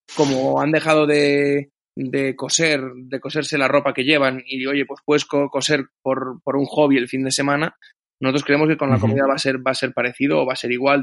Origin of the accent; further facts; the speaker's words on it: Galicia, Spain; moved away; tanto Andrés como yo somos gallegos